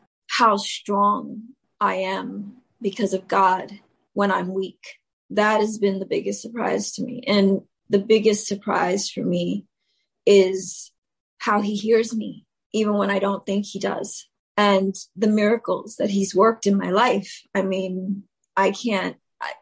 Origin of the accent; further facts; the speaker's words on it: New York City, New York, United States; I was raised in the South Bronx